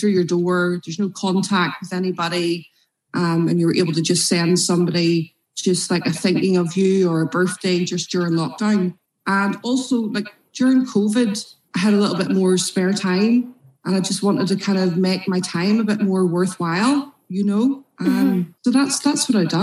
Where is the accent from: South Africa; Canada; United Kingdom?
United Kingdom; Ballymena, Northern Ireland; I'm from Ballymena.